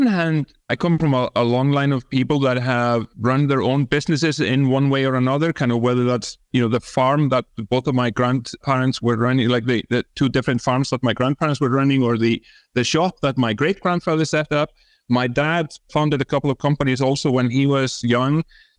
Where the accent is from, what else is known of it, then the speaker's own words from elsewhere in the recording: Iceland; English is a second language; So, yeah, born and bred in Iceland. That's where my funny name and funny accent comes from. I actually grew up in the countryside. So, you know, spent a lot of time on my grandparents' farm.